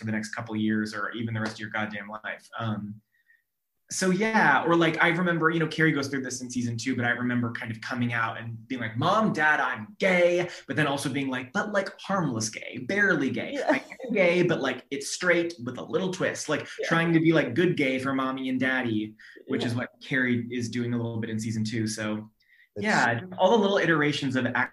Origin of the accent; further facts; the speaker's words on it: Sacramento, California, United States; also born or lived in Orange County; I grew up in Sacramento